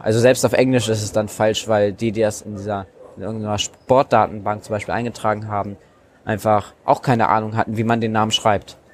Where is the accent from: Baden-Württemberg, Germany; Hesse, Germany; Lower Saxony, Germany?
Lower Saxony, Germany; Hanover area; in Niedersachsen oder im Raum Hannover, wo ich herkomme